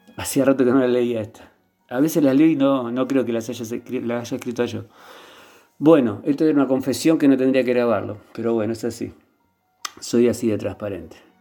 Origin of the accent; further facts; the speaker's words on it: Argentina; soy argentino, vivo en un pueblo cerca del mar